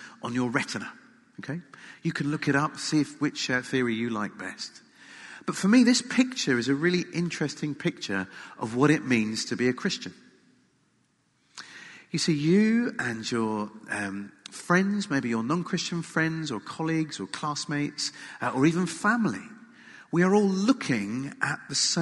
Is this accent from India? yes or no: no; England, United Kingdom; as an Englishman